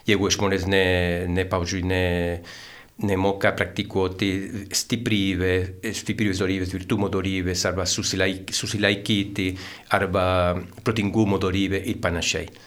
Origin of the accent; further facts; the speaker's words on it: Santiago, Santiago Metropolitan Region, Chile; Lithuanian is a second language; moved away as an adult; now in Lithuania; Taip, aš e, atvykau į Lietuvą prieš jau 26 metus. Aš esu čilietis, gimiau sostinėje Santiagė